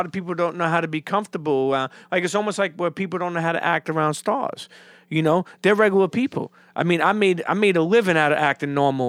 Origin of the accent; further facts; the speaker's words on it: Coney Island, New York, United States; also born or lived in Bensonhurst; Well, keep in mind, too, I grew up in Coney Island till I was a teenager, then moved to Bensonhurst.